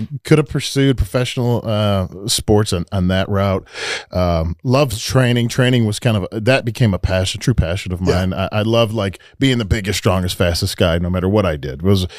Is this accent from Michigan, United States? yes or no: yes; Detroit, Michigan, United States; Up in Michigan. I grew up in Detroit area.